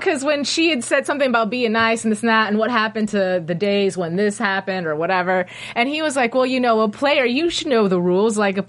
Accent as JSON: {"language": "English", "town": "Las Vegas", "region": "Nevada", "country": "United States", "said": "I'm from Vegas."}